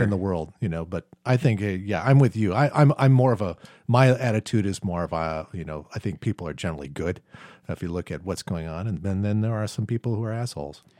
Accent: United States; I'm from the United States.

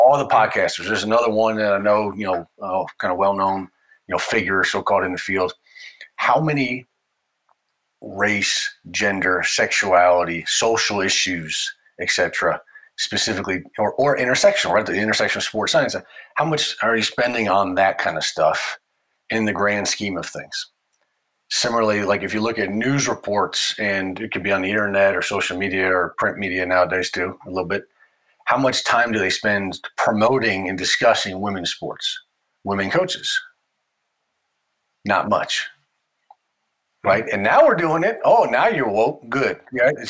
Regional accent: United States; my nationality as an American

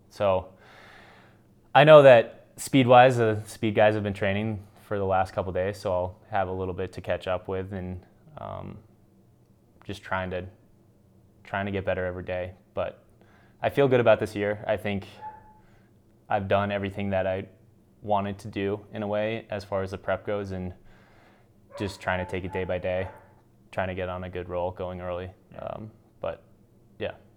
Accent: United States; as American ski racer

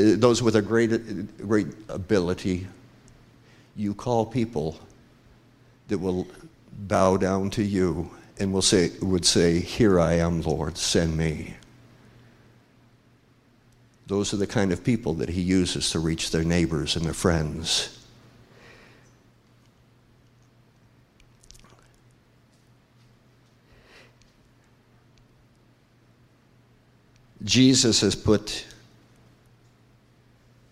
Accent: Oregon, United States; moved away; I'm from Oregon, I admit it, I'm from Oregon.

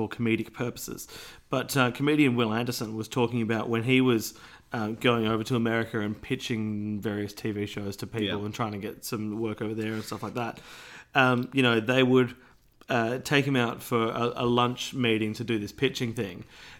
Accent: Australia; I just think I'm Australian.

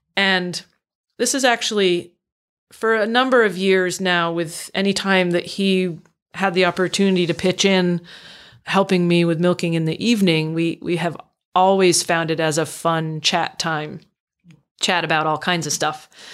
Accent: Northfield, Vermont, United States; I grew up in central Vermont, small town

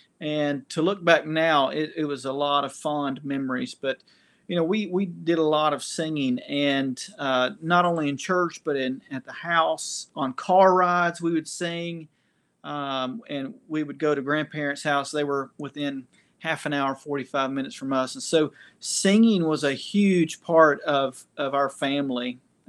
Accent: Knoxville, Tennessee, United States; Yeah, I was born and raised in Knoxville, Tennessee. And so I have been a Vol for life.

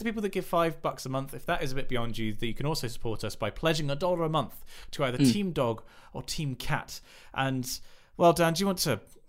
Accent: United Kingdom; I feel like, we're British, we're reserved.

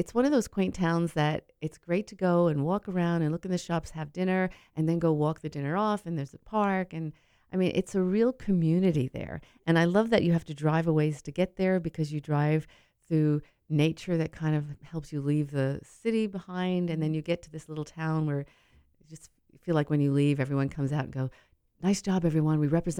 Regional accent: United States; moved away; I'm from New Jersey, New York.

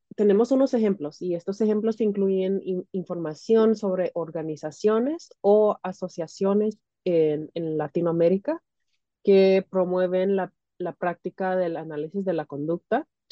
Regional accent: California, United States; now in Illinois, United States; nací en los Estados Unidos, en California, pero mis papás son de Centroamérica, mi mamá es de Guatemala y mi papá es de El Salvador

